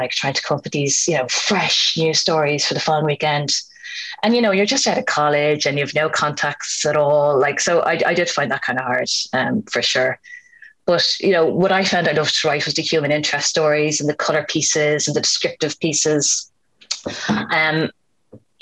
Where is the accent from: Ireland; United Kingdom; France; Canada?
Ireland; Dublin, Leinster; I grew up in Finglas in Dublin, and it was a house full of books.